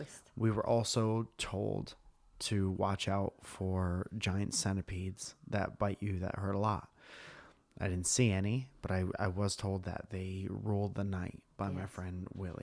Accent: Northeast, United States; Because I grew up in the Northeast. Mm-hmm. And our beaches, where I'm from, have no waves, and the water is cold and dark, and there are rocks under it.

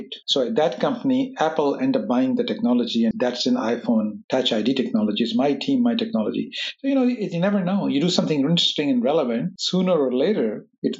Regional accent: Pakistan; moved away; I grew up in Pakistan

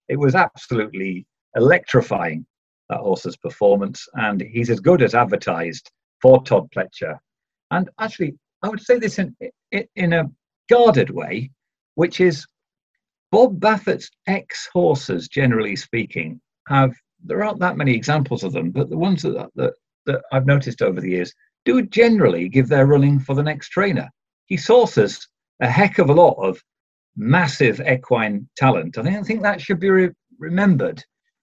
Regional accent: Yorkshire and the Humber, United Kingdom; I am from Yorkshire

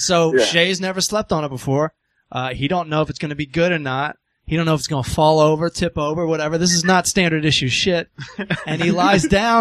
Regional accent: Southern Maryland, United States; I was from Southern Maryland

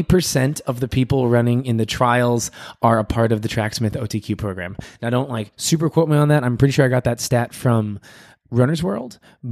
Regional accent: London, United Kingdom; he was running, and I'm from London, and I saw him take a turn

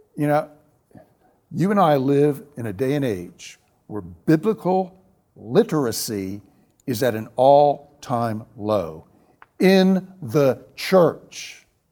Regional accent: the South, United States; Growing up in the South, the segregated South

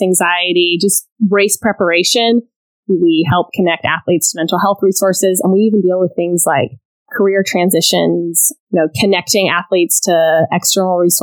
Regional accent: Austin, Texas, United States; also born or lived in Scotland / Geneva, Switzerland; now in Houston, United States; moved to Austin, Texas when I was in the third grade

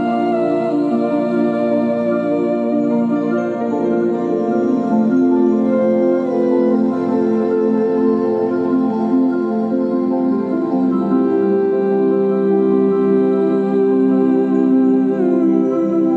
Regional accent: Australia; accent: Australian; my Australian accent

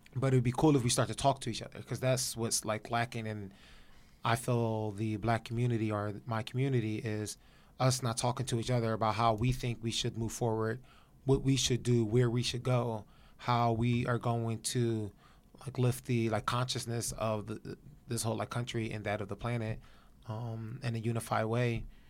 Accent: Philadelphia, Pennsylvania, United States; now in Los Angeles, United States; I'm from Philadelphia

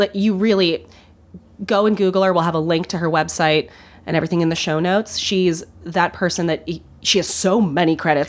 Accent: Minnesota, United States; As a Minnesotan

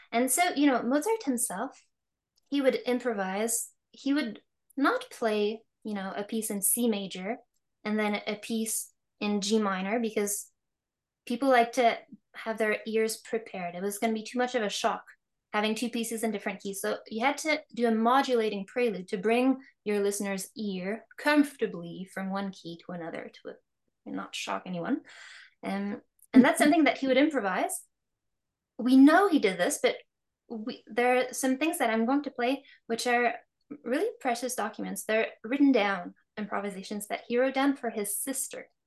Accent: Quebec, Canada; I was born in Quebec

